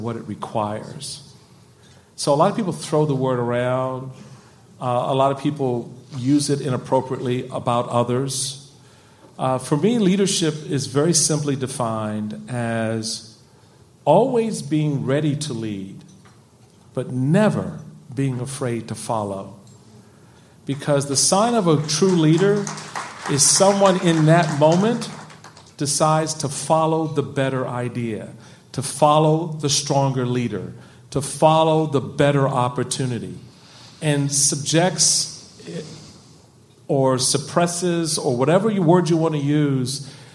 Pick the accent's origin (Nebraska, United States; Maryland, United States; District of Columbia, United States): District of Columbia, United States; Washington; grew up in Washington, D.C., and as you can probably imagine, being a black Roman Catholic conservative Republican from Washington, D.C. doesn't get you far